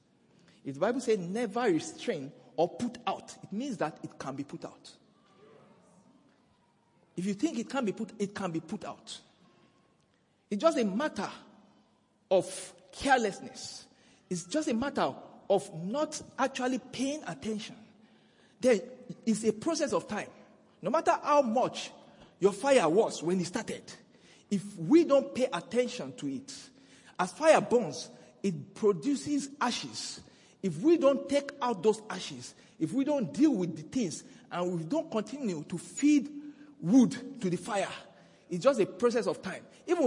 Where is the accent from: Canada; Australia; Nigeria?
Nigeria; now in South Africa; Even though we are in South Africa today, you know, I came from Nigeria.